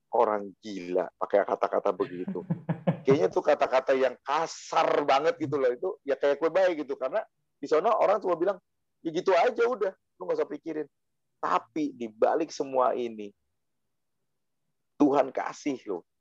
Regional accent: Java, Indonesia; saya asli Jawa soalnya.

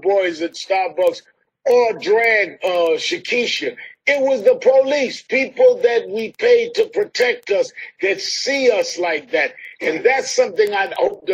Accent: the North, United States; I'm from the North, but I spent some time in the South

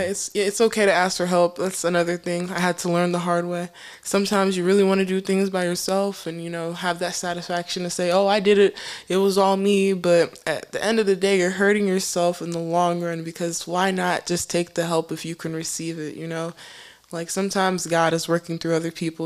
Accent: United States; I grew up in America, but yet I am submersed in African culture. My parents are Cameroonian, so I'm Cameroonian Americans.

